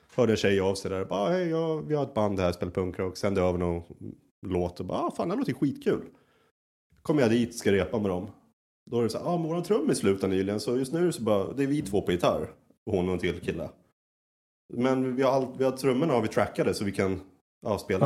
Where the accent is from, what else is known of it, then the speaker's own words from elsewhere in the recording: Sweden; moved away as an adult; also born or lived in Södertälje; now in Berlin, Germany; jag var målare hemma i Sverige